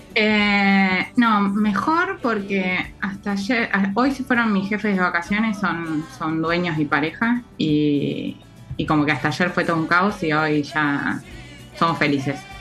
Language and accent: Spanish; Luis Beltrán, Río Negro, Argentina; moved away; estuve un mes en mi pueblo, que es